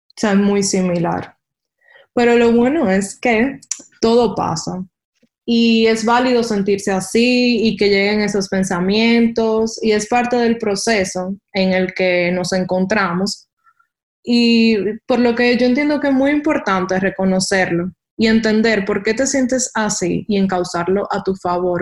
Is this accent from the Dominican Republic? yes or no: yes; Dominican Republic; moved away as an adult; como buen dominicano